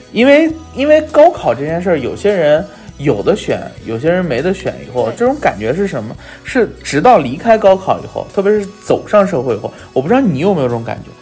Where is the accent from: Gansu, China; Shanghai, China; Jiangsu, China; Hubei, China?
Gansu, China; Lanzhou; 我老家甘，甘肃啊，兰州嗯，所以在甘肃省体校啊